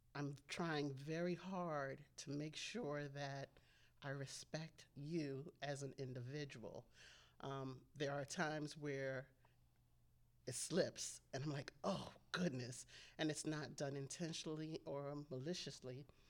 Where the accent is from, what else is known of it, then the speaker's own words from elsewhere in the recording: Maryland, United States; also born or lived in Ghana; I am from Maryland, um, by way of Ghana, West Africa.